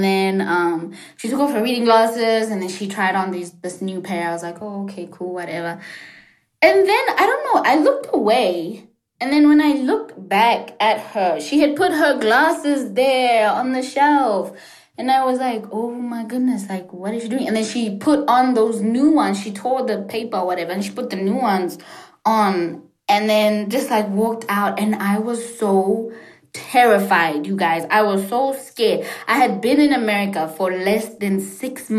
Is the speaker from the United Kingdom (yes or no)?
no; South Africa; English is a second language; moved away as an adult; also born or lived in Washington, D.C., United States; I'm gonna be sent back to South Africa